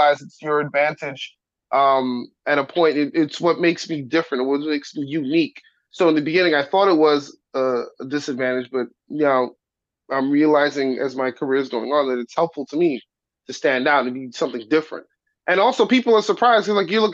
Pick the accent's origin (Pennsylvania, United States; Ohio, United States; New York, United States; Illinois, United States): New York, United States; growing up in the time I grew up in New York